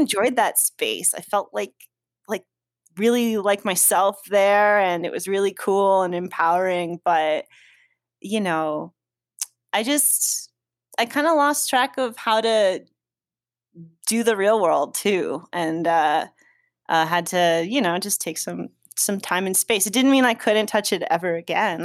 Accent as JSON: {"language": "English", "town": "Sparta", "region": "New Jersey", "country": "United States", "tie": "born or raised there", "moved": "yes", "said": "I'm from North Jersey, L, Sussex County, Sparta"}